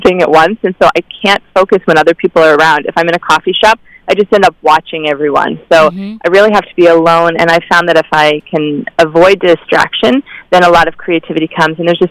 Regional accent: Midwest, United States; I grew up in the Midwest in a homeschooled family

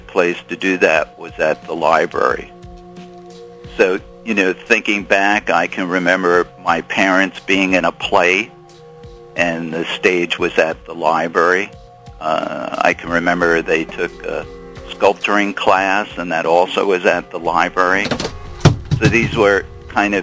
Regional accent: Long Beach, New York, United States; now in San Juan Capistrano, United States; I grew up on Long Island in a little town called Long Beach, which is about 40,000 people

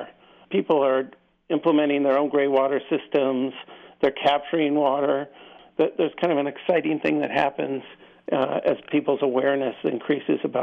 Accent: Southern California, United States; I grew up in Southern California

